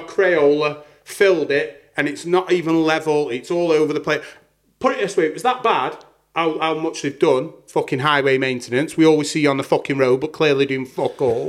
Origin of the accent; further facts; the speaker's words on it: Staffordshire, West Midlands, United Kingdom; my hometown, which I won't mention